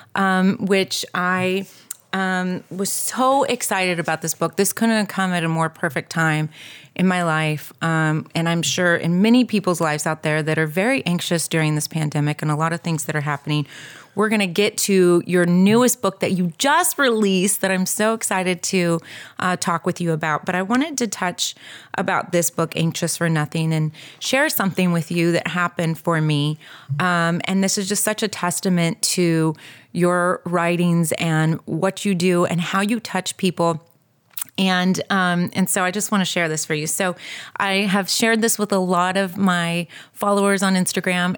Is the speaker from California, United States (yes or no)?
yes; Southern California, United States; moved away as an adult; also born or lived in Texas; I grew up in Southern California, and then I went up